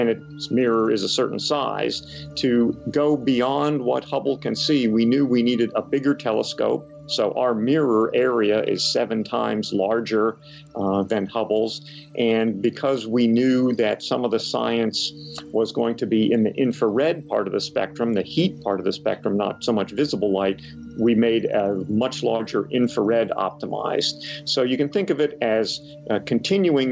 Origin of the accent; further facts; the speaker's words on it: Camp Hill, Pennsylvania, United States; I grew up in Camp Hill.